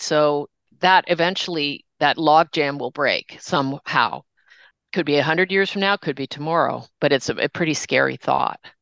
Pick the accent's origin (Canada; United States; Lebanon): Canada; Toronto, Ontario; growing up in Toronto, north of Toronto